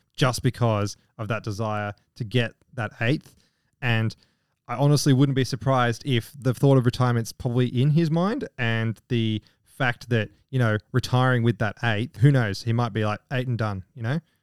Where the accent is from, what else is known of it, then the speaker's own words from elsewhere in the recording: United Kingdom; I'm British